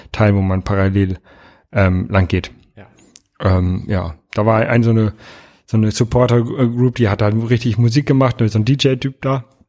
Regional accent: Hamburg, Germany; als Hamburger

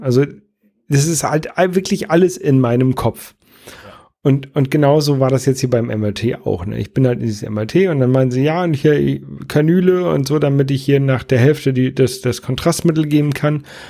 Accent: Jever, Lower Saxony, Germany; now in Buxtehude, Germany; wo ich ursprünglich herkomme, so aus dem Oldenburger Bereich, äh, Raum

